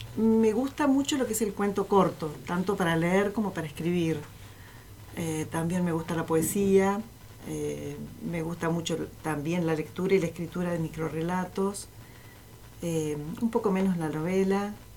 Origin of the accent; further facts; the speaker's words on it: Tres Arroyos, Buenos Aires Province, Argentina; now in Zapala, Argentina; la ciudad en la, que yo, en nací, en Tres Arroyos